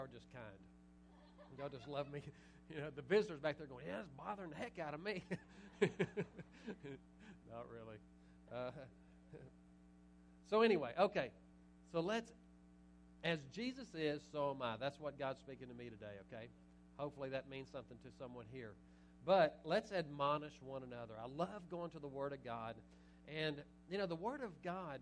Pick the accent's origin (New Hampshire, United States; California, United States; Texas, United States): Texas, United States; Little Cypress; now in Nederland, United States; I'm from Little Cypress originally, but I live in Nederland the last 19 years